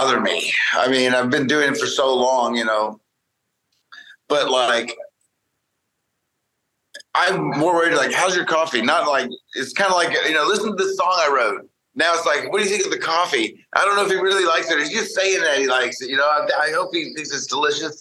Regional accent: Kingston, Oklahoma, United States; moved away as an adult; also born or lived in Edmond, Oklahoma / Hollywood, California; I grew up in Oklahoma wanting to be like in rap

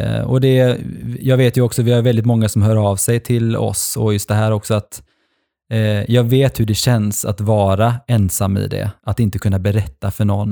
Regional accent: Norway; moved away; pappa i Norge bor ju kvar i mitt Alltså där jag växte upp när jag var liten

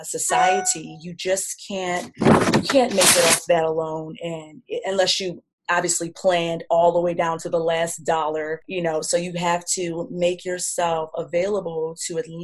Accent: New York, United States; moved away as an adult; I'm from New York

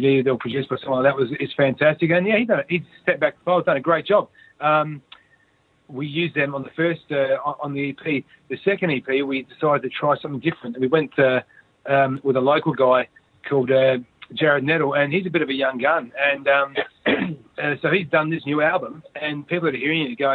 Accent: Adelaide, South Australia, Australia; we're from here

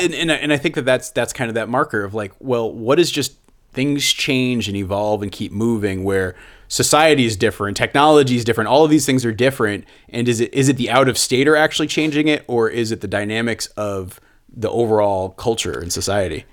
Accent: central Connecticut, United States; moved away; my hometown that I grew up in in central Connecticut

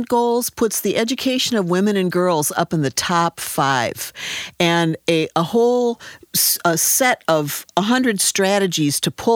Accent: Wisconsin, United States; I was a sophomore in high school in Wisconsin

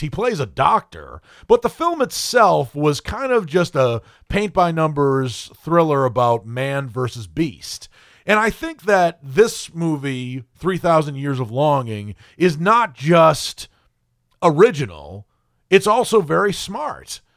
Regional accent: New England, United States; moved away as an adult; now in Nashville, United States; I was born and raised in New England and I lived there um, throughout most of my life, with the exception of when I moved here to Nashville, Tennessee, when I was a mere 36 years of age.

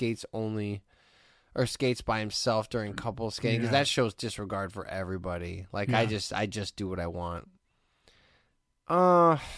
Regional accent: Hammond, Indiana, United States; I grew up in Hessville.

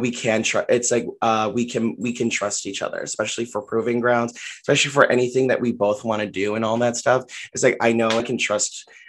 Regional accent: Philippines; I am Filipino. And so I saw Filipino audience members.

